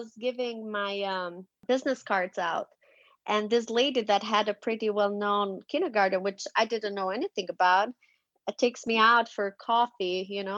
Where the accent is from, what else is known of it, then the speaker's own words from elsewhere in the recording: Tirana, Tirana County, Albania; moved away as an adult; also born or lived in Salt Lake City, Utah / Virginia; now in United States; I'm Albanian, born and raised. I was born and raised in Tirana